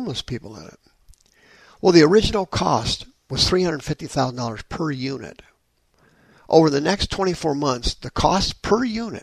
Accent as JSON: {"language": "English", "town": "Anaheim", "region": "California", "country": "United States", "tie": "born or raised there", "moved": "yes", "said": "I'm from Anaheim."}